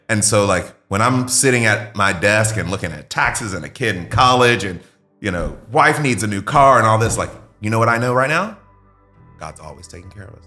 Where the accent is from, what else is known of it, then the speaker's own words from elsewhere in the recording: Mississippi, United States; I grew up in Mississippi, like, very poor when my parents were young